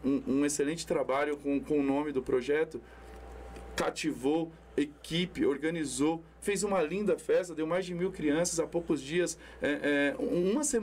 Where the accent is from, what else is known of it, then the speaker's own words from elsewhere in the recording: São Paulo, Brazil; 39 anos que eu sou, do bairro do Jardim Itajaí, nascido e criado, hoje moro no Jardim Mirna.